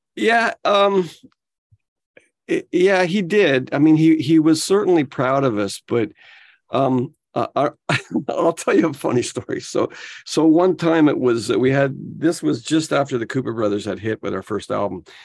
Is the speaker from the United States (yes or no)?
no; Ottawa, Ontario, Canada; growing up in Ottawa was different than growing up in Toronto.